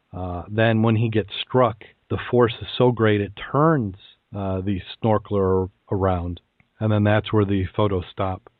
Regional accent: Saugatuck, Michigan, United States; I grew up around the Keewatin. Uh, if you've been, if you've ever been to the Saugatuck Douglas area of West Michigan

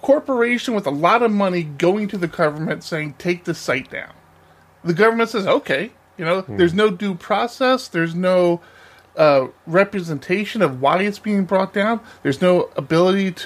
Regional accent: United States; As an American citizen

